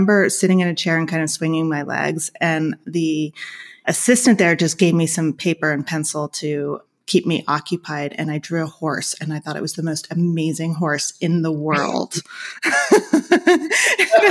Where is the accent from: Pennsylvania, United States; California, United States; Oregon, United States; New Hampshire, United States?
California, United States; Los Angeles; moved away as an adult; now in Argentina; I am originally from Los Angeles, and I had sort of been immersed in the art culture there. I had grown up there.